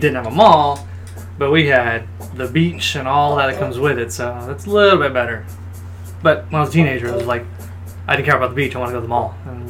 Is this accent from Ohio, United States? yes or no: no; South Padre Island, Texas, United States; born or raised there; also born or lived in Harlingen, Texas